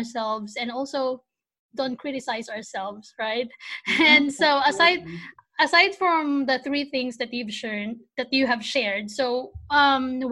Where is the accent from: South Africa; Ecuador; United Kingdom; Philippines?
Philippines; English is a second language; now in United States; I'm just a tiny Filipina who are living in the States